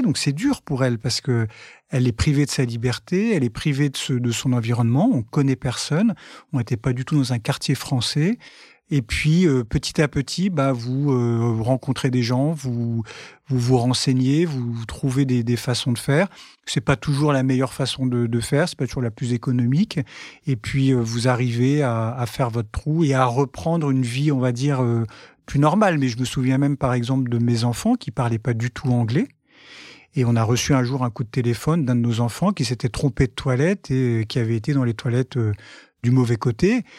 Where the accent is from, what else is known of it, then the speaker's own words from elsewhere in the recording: France; nous les Français